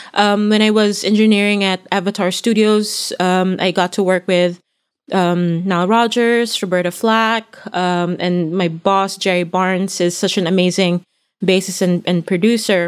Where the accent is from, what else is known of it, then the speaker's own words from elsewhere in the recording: Philippines; moved away as an adult; I come from the Philippines